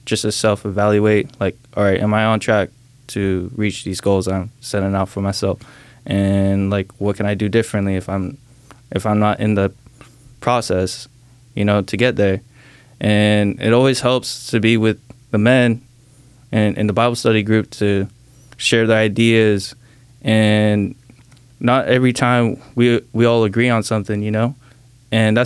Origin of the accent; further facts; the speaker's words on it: Salem, Oregon, United States; also born or lived in Saipan; I was born in Saipan, which is a small island out in the Pacific Ocean. And I was living there till I was around 5 or 6. And I moved out here to Salem, Oregon, ever since then, man. And I've been living here from 6